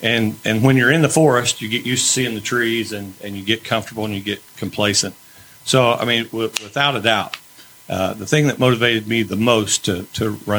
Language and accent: English; New Castle, Indiana, United States; Born and raised in Newcastle, went to school in Newcastle, raised my kids in Newcastle, now bringing my grandkids through Newcastle, played sports here, all my kids played sports here